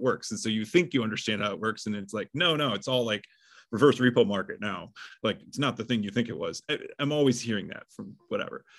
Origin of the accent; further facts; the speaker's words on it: Midwest, United States; I grew up in the Midwest